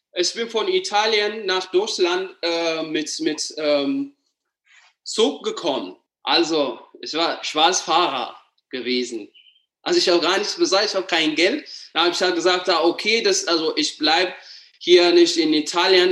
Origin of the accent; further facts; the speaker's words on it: Addis Ababa, Ethiopia; German is a second language; moved away as an adult; now in Germany; ich komme aus Äthiopien, aus der Hauptstadt Addis Ababa